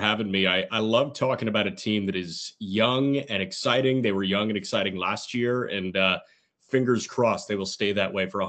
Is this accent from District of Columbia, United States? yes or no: no; Oak Park, Illinois, United States; born or raised there; moved away; also born or lived in Fort Wayne / Indianapolis